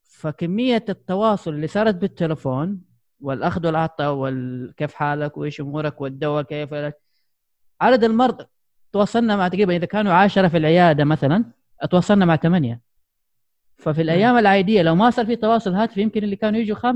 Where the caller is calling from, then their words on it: Jeddah, Makkah Province, Saudi Arabia; أنا أكلمك الآن من جدة من السعودية